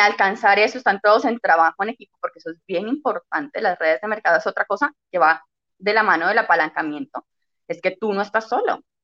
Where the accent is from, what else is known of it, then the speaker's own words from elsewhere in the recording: Cali, Valle del Cauca, Colombia; yo soy de Cali, Colombia